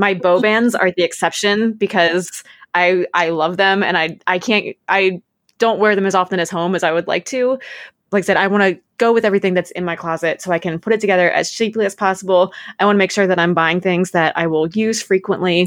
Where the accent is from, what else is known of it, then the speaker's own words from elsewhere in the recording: Maryland, United States; I'm from Maryland